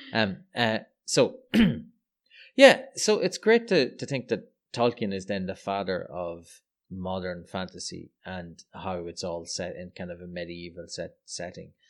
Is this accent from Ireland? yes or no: yes; Ireland; I'm Irish